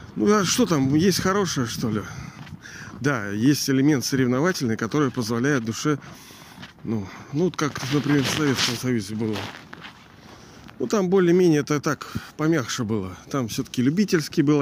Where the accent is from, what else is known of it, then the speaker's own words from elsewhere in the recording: Saint Petersburg, Russia; я же из Ленинграда тоже